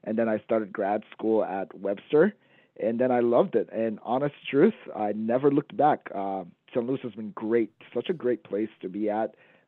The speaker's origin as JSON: {"language": "English", "country": "Gambia", "lives_now": "United States", "said": "Yeah, so I'm Gambian American. So I'm originally from Gambia, West Africa, which is a tiny, tiny spot in West Africa."}